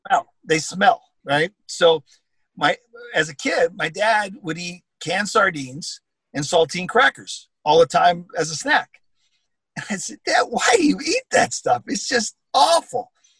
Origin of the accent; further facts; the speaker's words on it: Canada; I'm a Canadian, and I'm very proud of that.